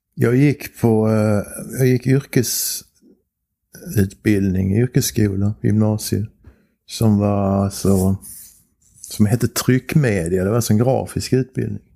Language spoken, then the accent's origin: Swedish; Bjuv, Skåne, Sweden; also born or lived in Helsingborg / Germany; Och då kom vi tillbaks till Bjuv